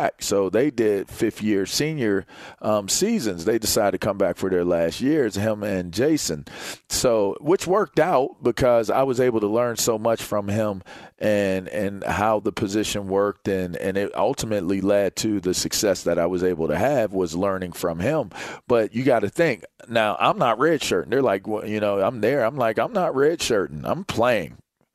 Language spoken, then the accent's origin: English; Pennsylvania, United States; it was PA, Central PA. It's a local school. I'm a state kid.